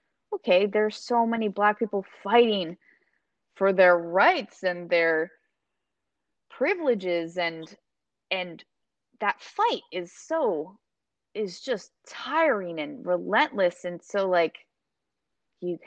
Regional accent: Maryland, United States; I grew up with in Maryland

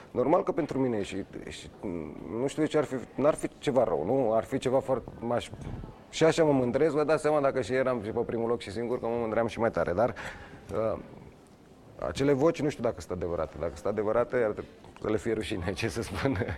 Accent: Romania

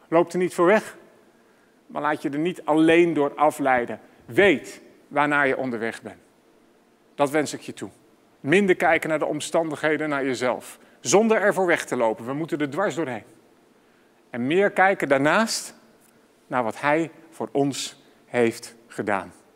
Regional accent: Amsterdam, North Holland, Netherlands; voor mij als Amsterdammer

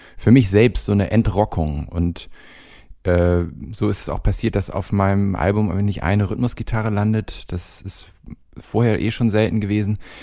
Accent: Hamburg, Germany; moved away as an adult; now in Cologne, Germany; ich bin nicht direkt an der Elbchaussee aufgewachsen, aber sehr nah daran

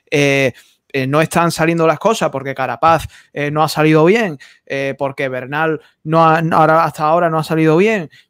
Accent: Andalusia, Spain; accent: Andalusian; mi acento de aquí de Andalucía

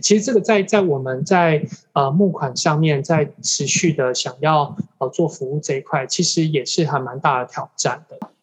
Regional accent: Taichung, Taiwan; moved away; also born or lived in Jianshi, Hsinchu County; 可能因为我在台中长大

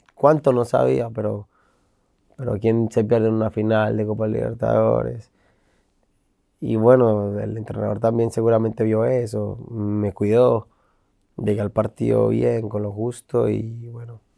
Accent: Colombia; moved away; also born or lived in Argentina; como colombiano

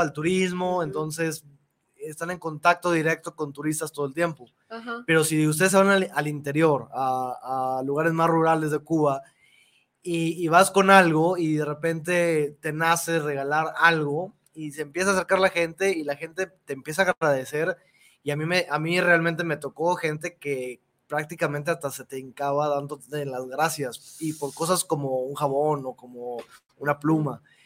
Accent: Mexico; nosotros como mexicanos

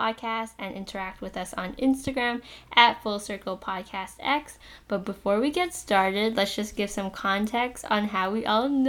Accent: Canada; a Vietnamese-Canadian

